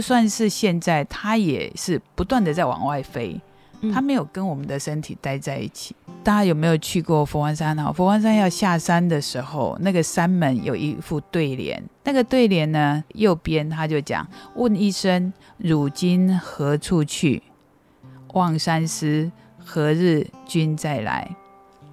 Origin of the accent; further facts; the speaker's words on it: Qimei, Penghu County, Taiwan; moved away; 我每次回到七美，我就觉得我好感谢我生存在七美，我好感谢我在这里长大